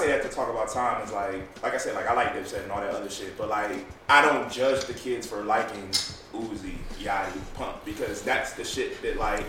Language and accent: English; California, United States; moved away; I grew up in California